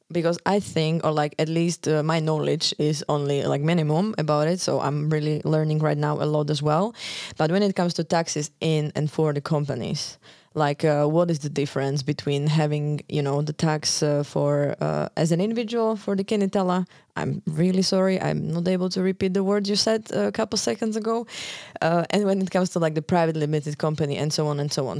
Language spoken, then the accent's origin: English; Slovakia; moved away as an adult; now in Iceland; I live in Iceland almost four years. Um, originally, I'm coming from Slovakia